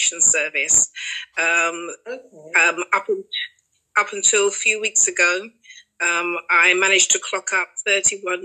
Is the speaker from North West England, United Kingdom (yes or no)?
no; London, United Kingdom; I grew up in Canning Town to Barbadian parents